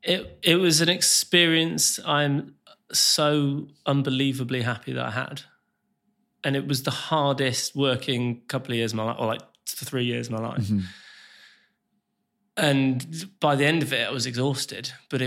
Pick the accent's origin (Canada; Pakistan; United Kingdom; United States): United Kingdom; West Midlands; so me and Logan didn't know each other growing up, but we're from a very similar place. Like, we're both from the Black Country.